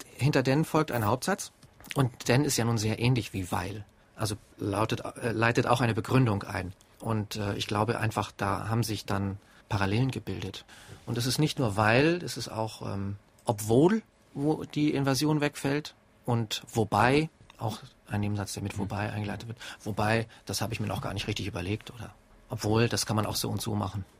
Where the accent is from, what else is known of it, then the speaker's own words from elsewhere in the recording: Germany; Bei uns in Deutschland